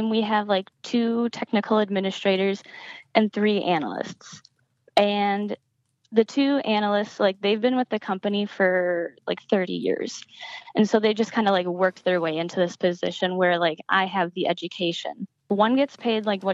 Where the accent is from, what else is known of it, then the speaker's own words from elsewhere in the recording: Wisconsin, United States; also born or lived in Wyoming; I'm from Wisconsin